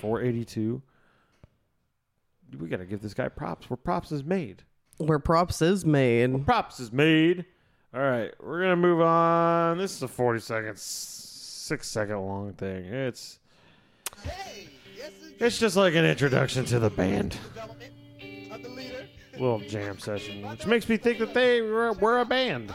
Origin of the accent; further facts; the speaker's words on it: Cincinnati, Ohio, United States; I was born in Cincinnati.